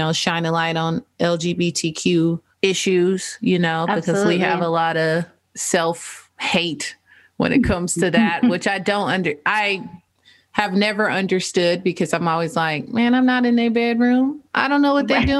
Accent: United States; as an American

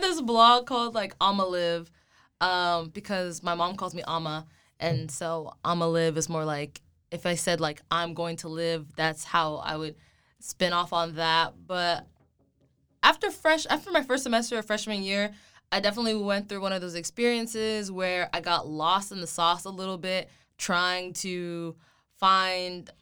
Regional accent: Plano, Texas, United States; I grew up in Plano, Texas, which is outside of Dallas

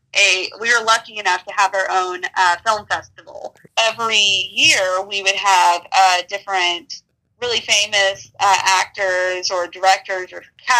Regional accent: Tampa, Florida, United States; moved away as an adult; now in Savannah, United States; I am originally from Tampa, Florida, and I moved to Savannah when I went to school

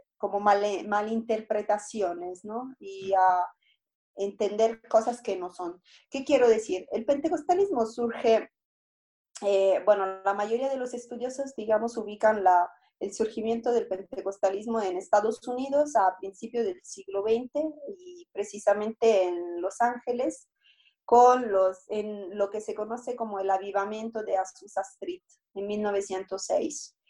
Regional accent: Italy; Spanish is a second language; moved away as an adult; also born or lived in Rome; now in Mexico; yo soy italiana y llegué aquí a México con una beca de la Secretaría de Relaciones Exteriores.

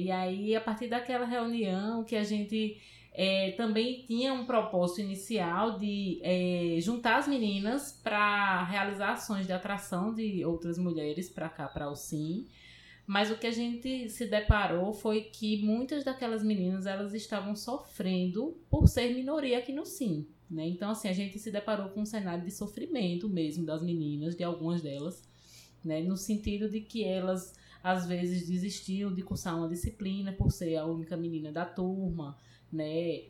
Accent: Paraíba, Brazil; moved away as an adult; now in Recife, Brazil; eu sou da Paraíba, vim para cá, para Recife, para estudar no Centro de Informática

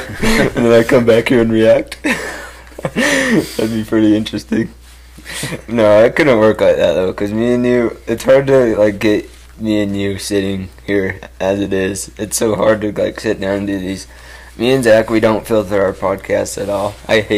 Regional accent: California, United States; I'm a Californian, Steve-O, and a surfer mixed.

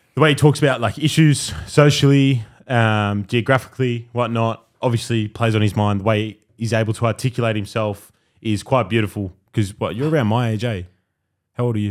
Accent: Australia; I grew up in Australia my whole life

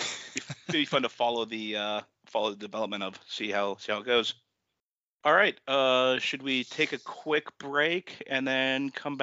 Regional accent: Juneau, Alaska, United States; there was a pizza place in my hometown, Bullwinkle's Pizza in Juneau, Alaska.

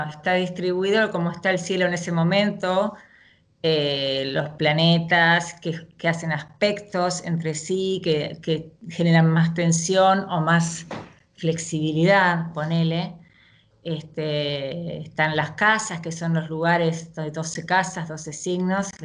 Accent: Buenos Aires, Argentina; Sí, sí, soy de Argentina, eh, nací, viví toda mi vida y sigo viviendo en Capital, en la ciudad de Buenos Aires, y en estos momentos estoy viviendo en el barrio de Belgrano.

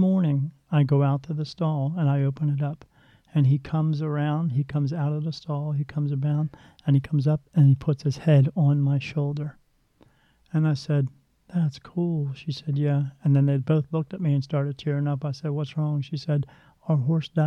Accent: Ireland; I'm Irish.

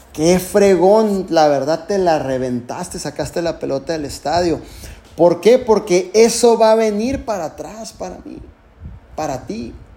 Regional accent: Tijuana, Baja California, Mexico; yo soy mexicano. Nací en Tijuana, Baja California

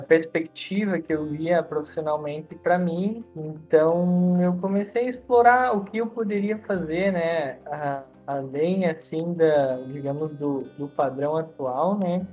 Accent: Marau, Rio Grande do Sul, Brazil; moved away as an adult; now in Veneto, Italy; eu sou natural de Marau, no Rio Grande do Sul

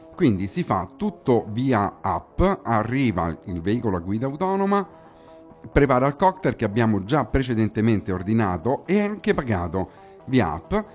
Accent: Rome, Lazio, Italy; qui in studio a Roma, come si dice qui dalle nostre parti

